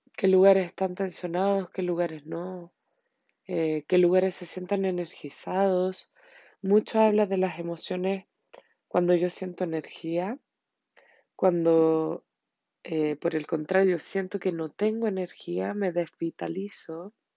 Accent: Chile; en mi país, Chile

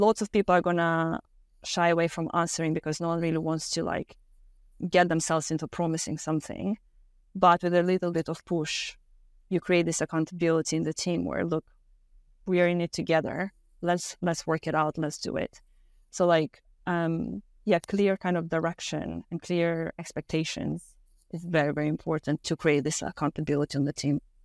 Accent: Moldova; moved away; I'm originally from Moldova, Eastern Europe, very small country.

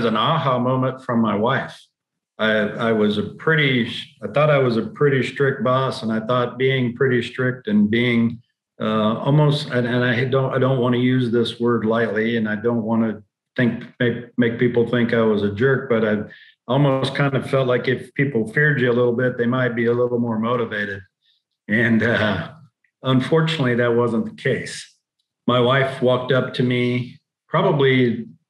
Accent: Oklahoma, United States; also born or lived in Columbus, Ohio / Bartlesville, Oklahoma; I was born in Columbus, Ohio, grew up in Oklahoma

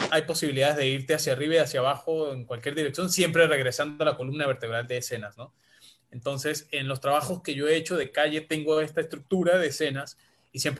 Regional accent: Andes, Venezuela; Es venezolana, nacida en mi tierra también, en los Andes, pero vive en Perú desde los años 90.

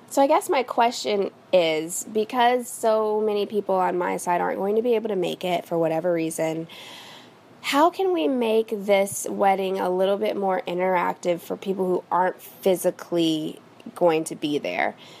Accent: Midwest, United States; now in Los Angeles, United States; I am from the Midwest, but I currently live in Los Angeles, California.

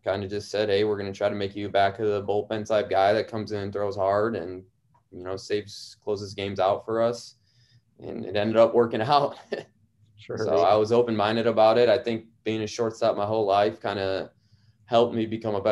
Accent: Sterling Heights, Michigan, United States; I'm from Sterling Heights, Michigan, a pretty big town, 20 miles north of Detroit. Went to Sterling Heights Stevenson High School

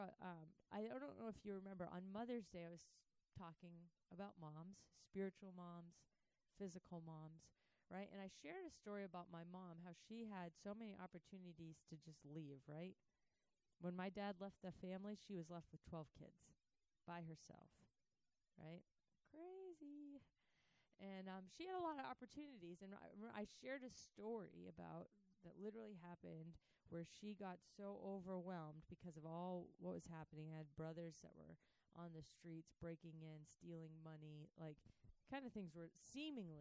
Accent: United States; I was growing up in the States

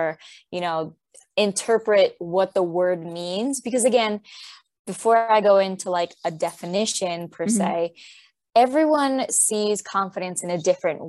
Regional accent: Puerto Rico; moved away as an adult; also born or lived in New York; now in United States; I'm originally from Puerto Rico, and I moved to the States when I was 18 to go to college

